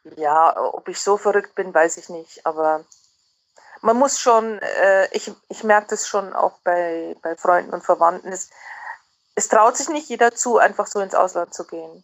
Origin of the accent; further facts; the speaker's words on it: Germany; moved away as an adult; now in Netherlands; Ich fühle mich als sehr gut integrierte Deutsche